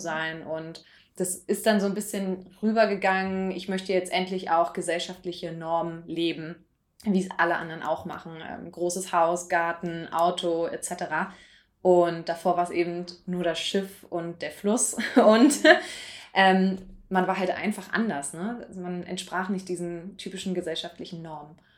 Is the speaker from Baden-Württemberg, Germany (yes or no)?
no; Berlin, Germany; moved away; ich komme ja ursprünglich aus Berlin und meine Eltern wohnen eben in der Nähe von Tegel